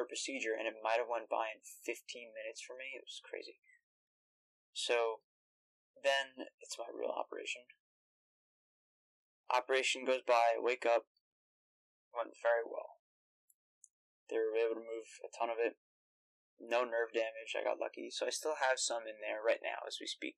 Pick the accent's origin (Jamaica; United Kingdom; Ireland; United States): United States; New York; I'm from New York